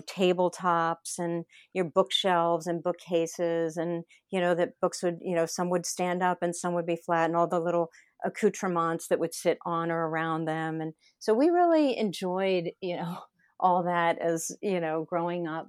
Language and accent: English; Lutherville, Maryland, United States; moved away as an adult; also born or lived in Alexandria, Virginia; I grew up in Lutherville, Maryland